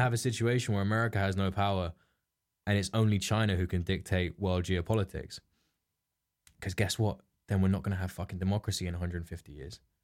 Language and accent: English; England, United Kingdom; we're English